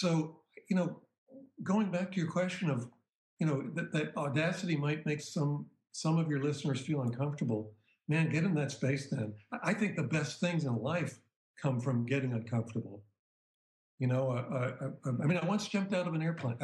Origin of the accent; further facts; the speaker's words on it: Boston, Massachusetts, United States; growing up in the Boston area